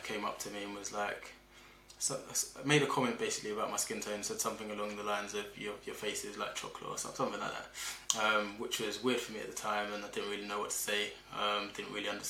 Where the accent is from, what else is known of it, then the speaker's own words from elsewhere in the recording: Liverpool, North West England, United Kingdom; I was born in Liverpool, 1986, to a pair of Nigerian immigrants.